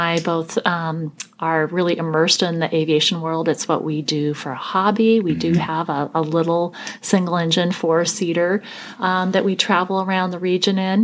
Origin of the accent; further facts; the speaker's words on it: Portland, Oregon, United States; Portland is my hometown, and I like to think that I've made a really conscious choice to stay here. I mean, having been born and raised here